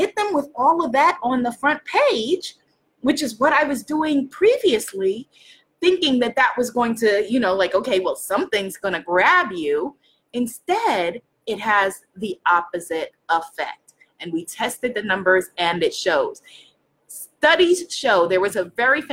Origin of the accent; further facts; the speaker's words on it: New York, United States; I'm from New York. I'm Caribbean. I'm African-American